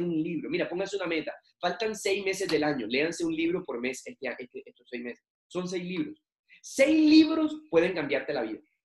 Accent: Barranquilla, Atlántico, Colombia; now in Bucaramanga, Colombia; en mi ciudad natal, que es Barranquilla. Yo actualmente vivo en Bucaramanga

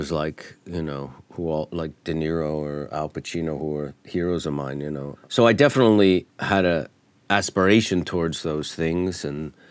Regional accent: Troy, Michigan, United States; moved away as an adult; also born or lived in Korea / Atlanta; now in Los Angeles, United States; I'm from Detroit suburbs, Troy, Michigan.

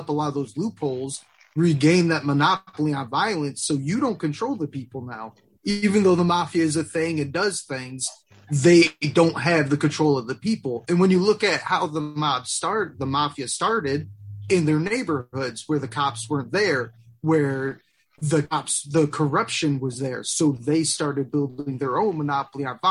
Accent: Detroit, Michigan, United States; we're from Detroit, a notoriously corrupt and just very violent city

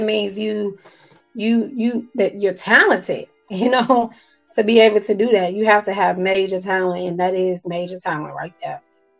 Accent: Chicago, Illinois, United States; moved away; because I'm from Chicago

